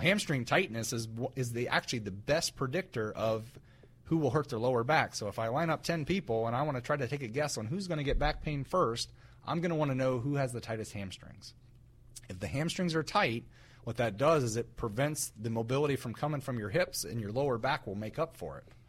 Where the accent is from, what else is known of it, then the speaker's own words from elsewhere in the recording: West Central Ohio, United States; I grew up in West Central Ohio, which is very rural